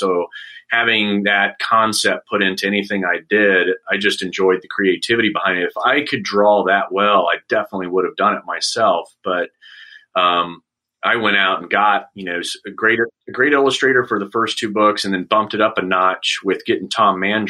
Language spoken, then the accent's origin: English; Saudi Arabia; And growing up in Saudi, I got comic books, but it would take 3 months to get it because they would sit at customs.